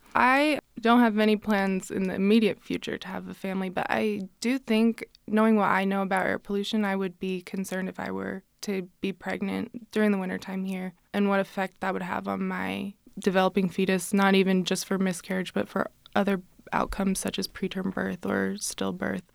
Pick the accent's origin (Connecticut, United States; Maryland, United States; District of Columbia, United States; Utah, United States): Utah, United States; Salt Lake City; I'm from Salt Lake City originally